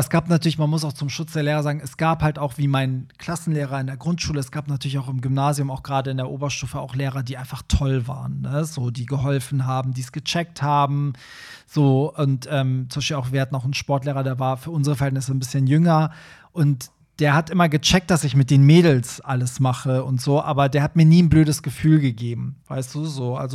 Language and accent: German; Iran; German is a second language; now in Germany; wo kommst du nochmal her? Und ich so, Iran, und so, ja, da, die Ecke ist ja alles dasselbe.